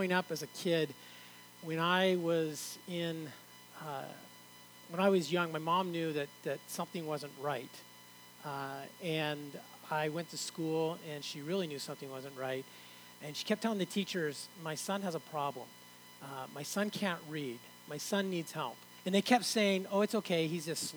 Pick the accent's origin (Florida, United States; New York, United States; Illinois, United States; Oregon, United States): Oregon, United States; moved away as an adult; also born or lived in San Andreas (birthplace, uncertain); now in Canada; I moved to Oregon, spent a lot of my teen years in Oregon